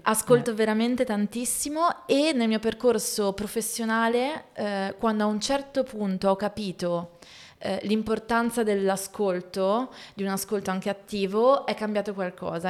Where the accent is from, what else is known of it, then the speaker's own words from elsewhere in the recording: Voghera, Lombardy, Italy; also born or lived in Milan; vivere a Voghera, dove mm, sono cresciuta in provincia di Pavia